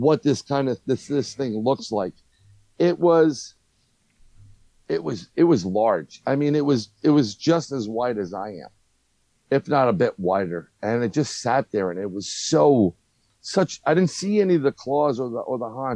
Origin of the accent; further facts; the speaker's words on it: New York City, New York, United States; growing up in New York